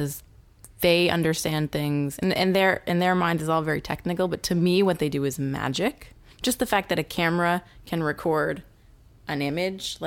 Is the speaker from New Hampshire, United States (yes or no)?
yes; New Hampshire, United States; I was raised by wolves in New Hampshire.